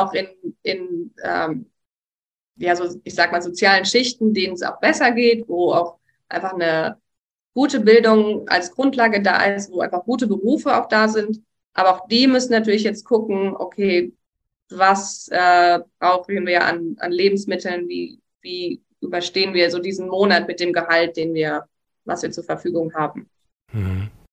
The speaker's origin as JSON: {"language": "German", "town": "Hagen", "region": "North Rhine-Westphalia", "country": "Germany", "moved": "as an adult", "lives_now": "Sri Lanka", "said": "ich komme aus Hagen und da im Nachbarort in NRW habe ich gearbeitet"}